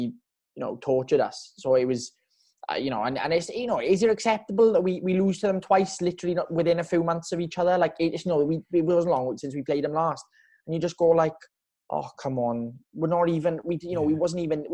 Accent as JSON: {"language": "English", "town": "Tonyrefail", "region": "Wales", "country": "United Kingdom", "tie": "born or raised there", "also_born_or_lived": "Treorchy", "said": "So I live in Tonerevel. I went to school in Treorchy, so it's in the valley"}